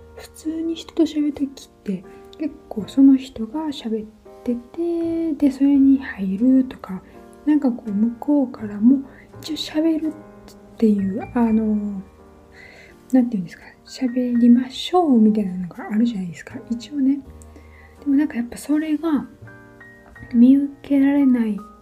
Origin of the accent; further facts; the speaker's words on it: Japan; moved away as an adult; also born or lived in London; 私は日本人として見られるわけですよ